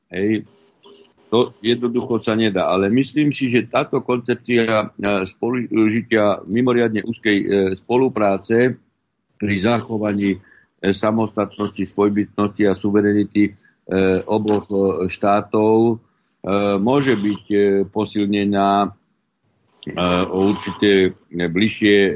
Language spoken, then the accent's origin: Slovak; Podtatry, Prešov Region, Slovakia; ja mám v podstate všetkých príbuzných, aj manželka a e, na východnom Slovensku, my sme z Podtatier, ale teda to už je e, východ a viem, ako ľudia tam žijú.